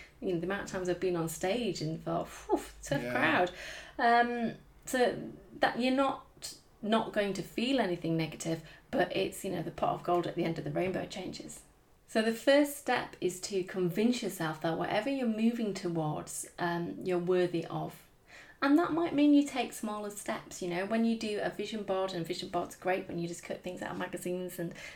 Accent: United Kingdom; I'm British

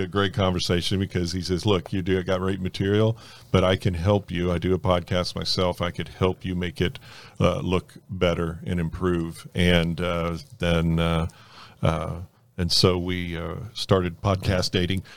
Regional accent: North Miami, Florida, United States; born or raised there; also born or lived in Fort Lauderdale

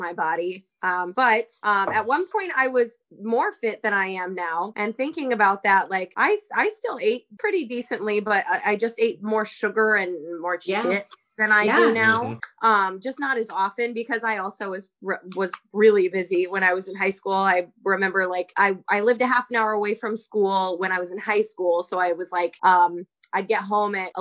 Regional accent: Central City, Iowa, United States; now in Cedar Rapids, United States; we had R&R is what it was called in the town that I grew up in Central City.

